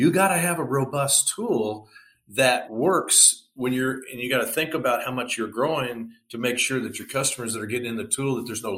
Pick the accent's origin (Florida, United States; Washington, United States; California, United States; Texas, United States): Texas, United States; Plano; I grew up in the Dallas-Fort Worth, Texas area, Plano to be exact.